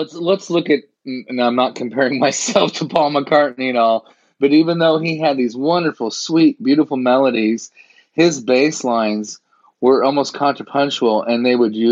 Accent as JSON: {"language": "English", "town": "Springfield", "region": "Missouri", "country": "United States", "tie": "born or raised there", "also_born_or_lived": "Hollywood / Nashville", "lives_now": "Jefferson City, United States", "said": "I was raised in Springfield"}